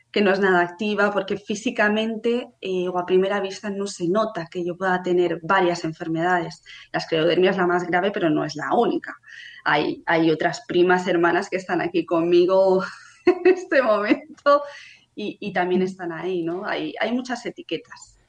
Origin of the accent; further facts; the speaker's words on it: Barcelona, Catalonia, Spain; tengo 31 años, hace poquito que los cumplí, soy de Barcelona